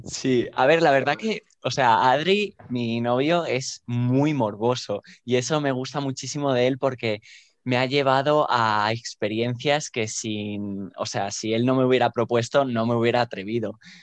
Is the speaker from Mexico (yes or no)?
no; Barcelona, Catalonia, Spain; moved away as an adult; now in Madrid, Spain; Soy originalmente de Barcelona, pero ahora estoy viviendo en Madrid por razones de formación y de búsqueda de empleo